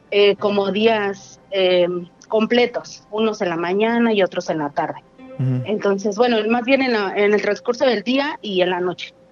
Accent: Mexico City, Mexico; De la Ciudad de México.

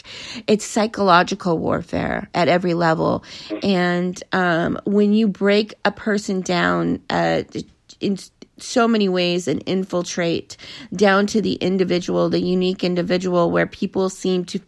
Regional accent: Los Angeles, California, United States; I grew up in Los Angeles school system

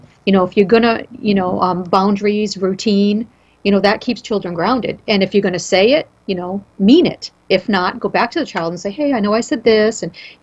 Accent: New England, United States; I'm from New England.

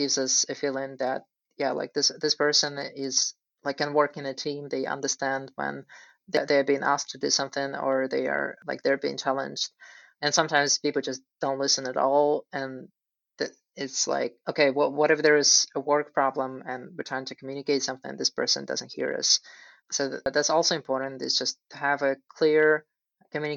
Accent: Russia; moved away; I'm originally from Russia

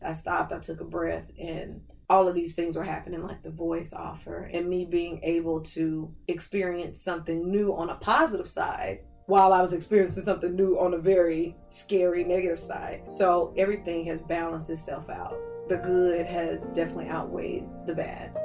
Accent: Tulsa, Oklahoma, United States; I'm from Tulsa, Oklahoma

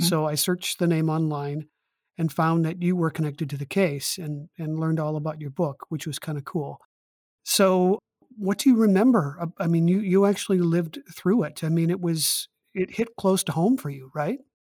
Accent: Bloomington, Minnesota, United States; also born or lived in Bemidji, Minnesota / St. Paul, Minnesota; I was born in Bemidji, grew up in East Bloomington

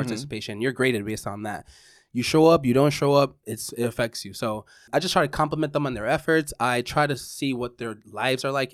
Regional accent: New York City, New York, United States; I'm from the Bronx.

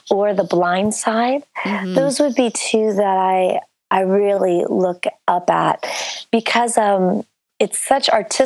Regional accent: Bethlehem, Pennsylvania, United States; also born or lived in California; now in New York City, United States; I was born in Bethlehem, Pennsylvania

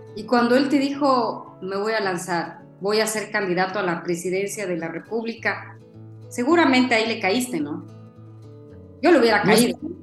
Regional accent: Ecuador; los ecuatorianos a nivel mundial, los que estamos

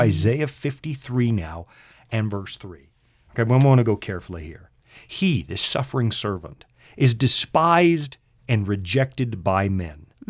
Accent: Canada; accent: Canadian English

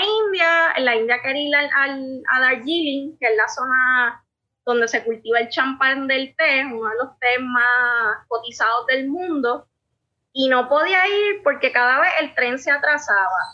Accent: southwest Puerto Rico, Puerto Rico; also born or lived in Paris, France; yo soy una boricua

